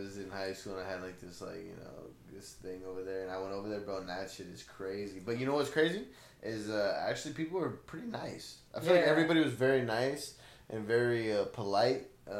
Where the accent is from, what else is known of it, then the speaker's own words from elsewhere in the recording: Blythe, California, United States; I grew up in Blythe. This reminds me of home, bro. Yeah. This is like home for me.